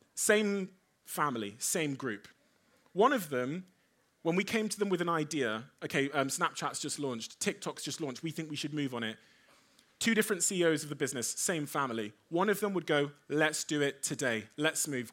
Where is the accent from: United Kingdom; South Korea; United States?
United Kingdom; Devon, South West England; also born or lived in Africa / Cornwall; I was born in Africa. I moved to the U K when I was a baby. I moved to Devon in Cornwall.